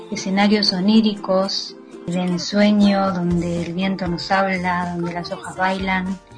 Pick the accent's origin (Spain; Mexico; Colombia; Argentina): Argentina; Buenos Aires; Yo soy cantautora de Buenos Aires.